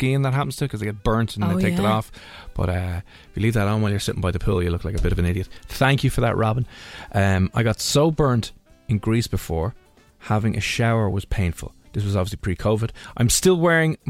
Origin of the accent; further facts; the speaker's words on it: Ireland; we just cannot handle the sun or the heat as Irish people.